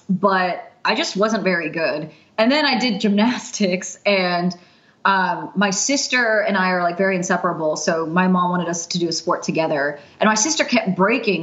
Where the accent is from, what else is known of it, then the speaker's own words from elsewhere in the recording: Plano, Texas, United States; I grew up in Plano, Texas.